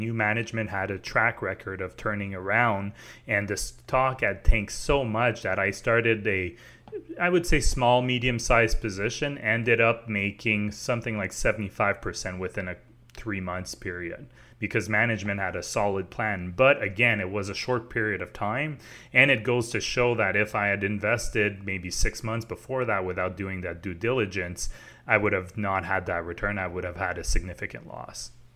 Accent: Quebec, Canada; I grew up in Quebec, so I, I lived in Quebec my whole life

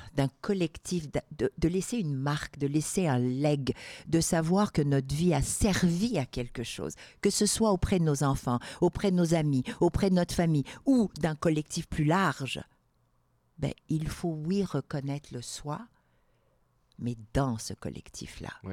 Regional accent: Algeria; also born or lived in Morocco; now in Quebec, Canada; je suis née au Maroc, j'ai grandi en Algérie

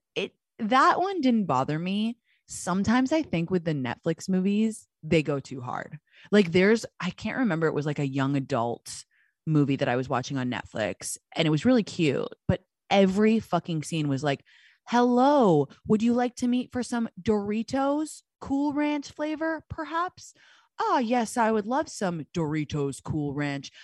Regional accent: London, United Kingdom; moved away; my hometown of London

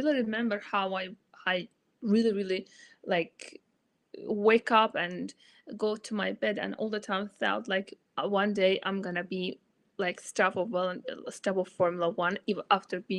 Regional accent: Azerbaijan; first language Azerbaijani; English is a second language; My native language is Azerbaijani

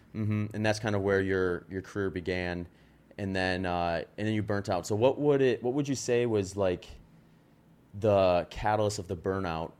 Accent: Wisconsin, United States; accent: Wisconsin; moved away as an adult; also born or lived in California; I was in Wisconsin for twenty years

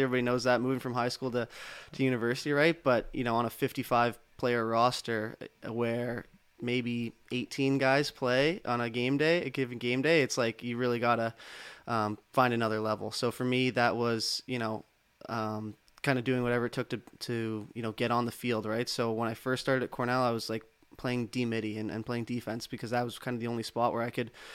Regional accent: Toronto, Ontario, Canada; I'm from Toronto, uh, yeah. Uh, just outside in Etobicoke

